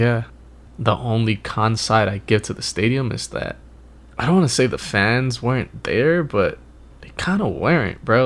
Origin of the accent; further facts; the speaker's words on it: New York, United States; now in Los Angeles, United States; I'm from New York